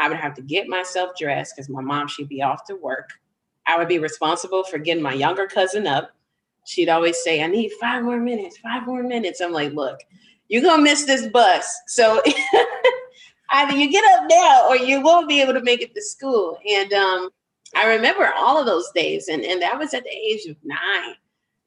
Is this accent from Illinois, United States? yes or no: yes; Chicago, Illinois, United States; I grew up on the south side of the city.